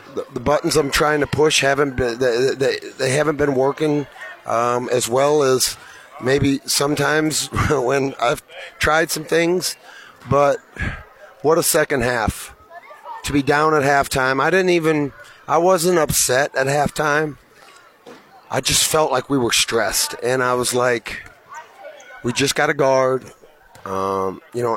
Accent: Iowa, United States; I'm from Iowa

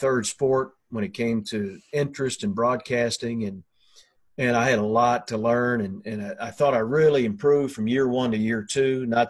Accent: Hopkinsville, Kentucky, United States; Came back to my hometown, Hopkinsville

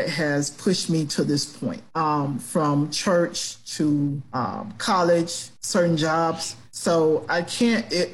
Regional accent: Gadsden County, Florida, United States; I'm from Gadsden County

